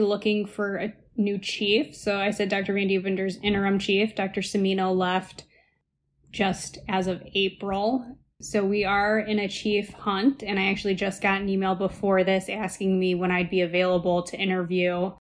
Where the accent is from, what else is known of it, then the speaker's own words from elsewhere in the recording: Ohio, United States; moved away as an adult; now in Chicago, United States; I'm originally from Ohio, which is definitely a Midwest friendly state